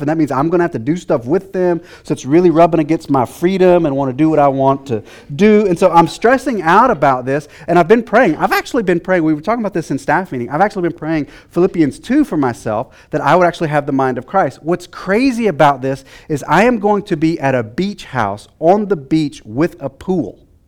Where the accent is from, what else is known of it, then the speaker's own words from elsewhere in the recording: Texas, United States; I'm from Texas